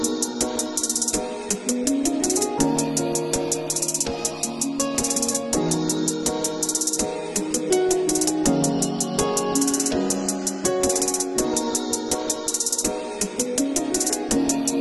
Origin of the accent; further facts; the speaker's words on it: California, United States; now in Houston, United States; I'm originally and always will be a Cali girl